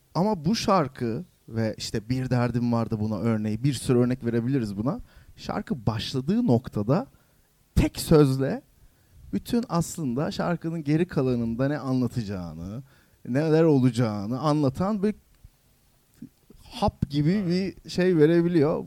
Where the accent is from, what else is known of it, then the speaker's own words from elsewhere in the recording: Yalova, Turkey; Ben Yalova'da büyüdüm.